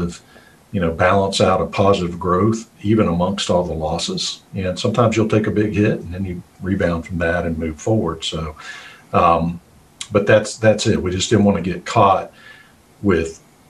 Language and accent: English; West Virginia, United States; I grew up in West Virginia. I always say I'm just a hillbilly at heart